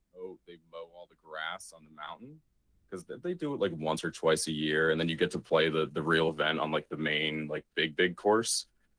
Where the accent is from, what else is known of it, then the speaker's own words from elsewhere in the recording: Mahwah, New Jersey, United States; I'm not from Sheridan, Indiana. I'm from Mahwah, New Jersey.